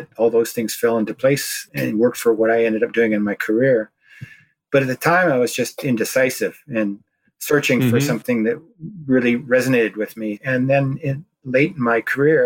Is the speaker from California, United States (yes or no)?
no; Olympia, Washington, United States; born or raised there